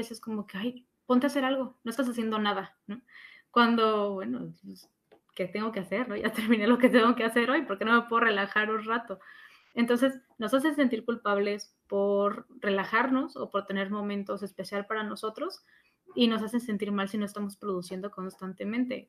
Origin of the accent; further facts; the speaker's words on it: Mexico; nosotros como mexicanos